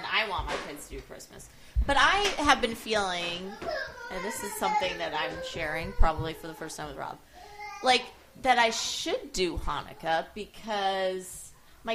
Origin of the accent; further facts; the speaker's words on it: East Coast, United States; moved away; growing up in the East Coast, it's like, there's Jews everywhere. There's not Jews everywhere here